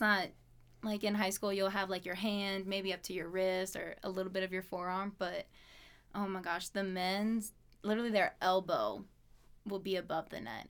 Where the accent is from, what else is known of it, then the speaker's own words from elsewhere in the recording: Louisiana, United States; moved away as an adult; also born or lived in Alabama / Pocatello, Idaho; now in Idaho Falls, United States; I was born in Alabama, and then, uh, my mom moved to Louisiana when I was two. So, from two to eighteen, lived there